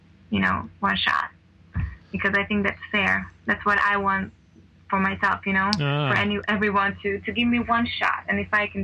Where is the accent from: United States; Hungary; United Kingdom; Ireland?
Hungary; English is a second language; now in Budapest, Hungary; this is my home country